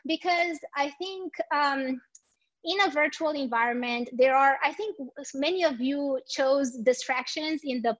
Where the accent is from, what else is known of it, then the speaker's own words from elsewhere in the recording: Romania; moved away; I am the co-founder of a small startup in my home country in Romania